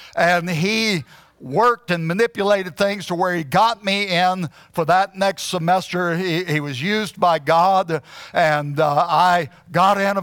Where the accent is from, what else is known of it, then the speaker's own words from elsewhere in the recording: Huntsville, Alabama, United States; moved away as an adult; also born or lived in Arizona; I had been born and raised in Huntsville, Alabama